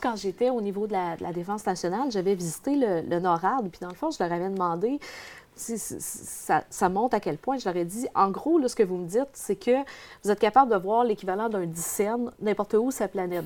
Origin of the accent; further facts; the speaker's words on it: Dupuy, Quebec, Canada; je viens de l'Abitibi-Témiscamingue, je reste dans un petit village de Dupuis